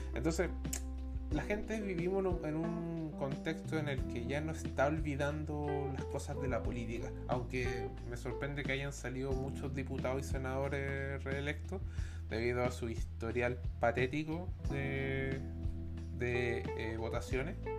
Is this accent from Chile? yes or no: yes; Chile; soy de una institución bastante odiada en mi país